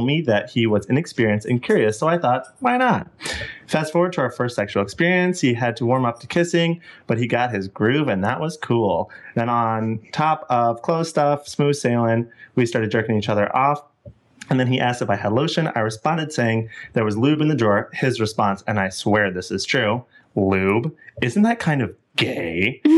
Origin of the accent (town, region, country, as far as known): Indiana, United States